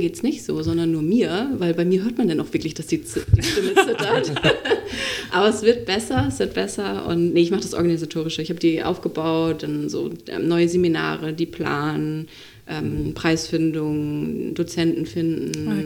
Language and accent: German; Itzehoe, Schleswig-Holstein, Germany; moved away as an adult; also born or lived in Flensburg / Hamburg; Dann bin ich wieder zurück zu meinen Eltern, äh, nach Schleswig-Holstein, nach Itzehoe